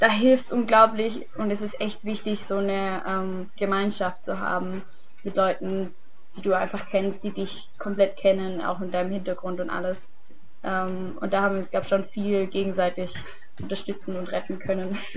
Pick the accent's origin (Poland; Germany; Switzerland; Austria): Germany; Wir haben als Deutsche einen ziemlich guten Ruf, weil unsere Jahrgänge bis jetzt echt gut abgeschnitten haben.